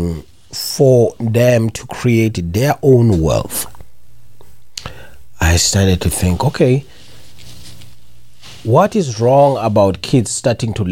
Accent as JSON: {"language": "English", "country": "South Africa", "said": "I'm South African"}